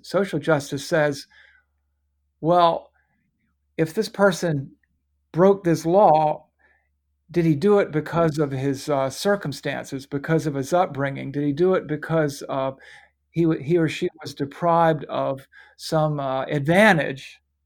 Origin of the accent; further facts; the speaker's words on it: United States; I'm an American, I'm a patriot, but above all, I'm a Christian